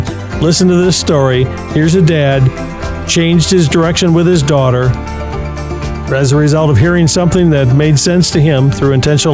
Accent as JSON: {"language": "English", "town": "Berkley", "region": "Michigan", "country": "United States", "tie": "born or raised there", "said": "My hometown, I grew up in Berkeley, 12 Mile and Woodward"}